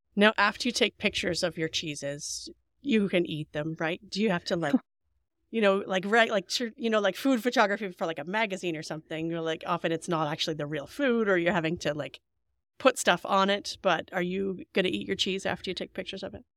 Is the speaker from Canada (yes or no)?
yes; Canada; as a Canadian